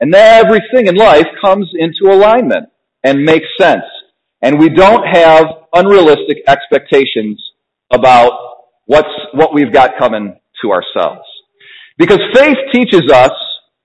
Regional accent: United States; I was born in America.

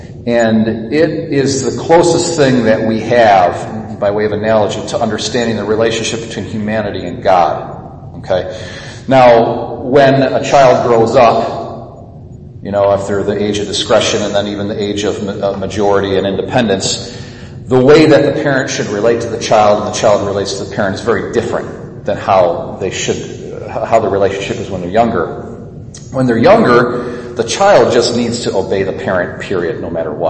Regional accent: United States; So I'm just as American as anybody else, or more so

